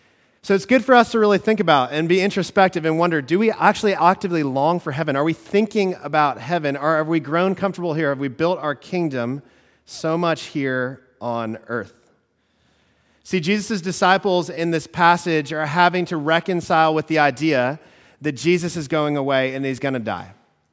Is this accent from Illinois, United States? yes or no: yes; Chicago, Illinois, United States; So for me, when I grew up in Chicago, one of the greatest things about that was Michael Jordan.